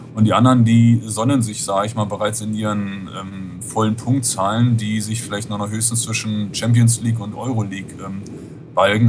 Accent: Berlin, Germany; now in Norderstedt, Germany; bin gebürtiger Berliner, wenn man es genau nimmt, Westberliner

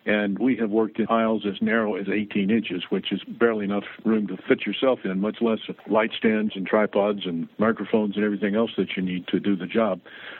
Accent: Tennessee, United States; moved away; and moved to Milwaukee. And not only was it a cultural shock, but it was a climatic shock because I came from Tennessee.

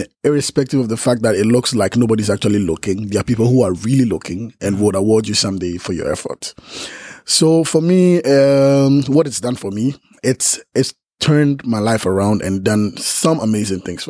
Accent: Ghana; I'm from Ghana

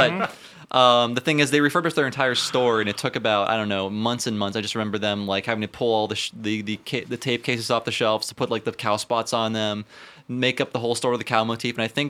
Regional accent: Ohio, United States; born or raised there

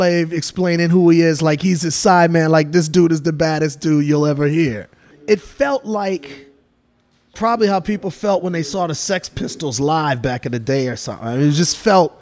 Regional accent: Milwaukee, Wisconsin, United States; I grew up in Milwaukee, Wisconsin, very divided city racially

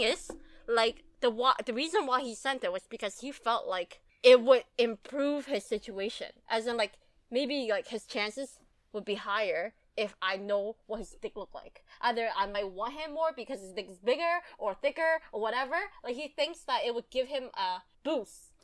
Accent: Canada; we grew up in Canada

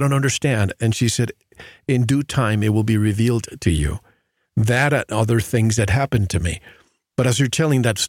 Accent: Florida, United States; moved away; also born or lived in Mexico City / California; I grew up in Florida, and I moved to Mexico City

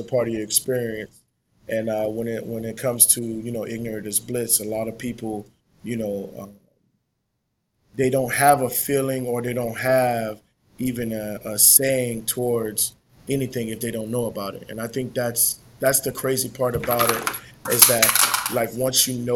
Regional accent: Boston, Massachusetts, United States; growing up in Boston, you know what I mean? Growing up in Roxbury

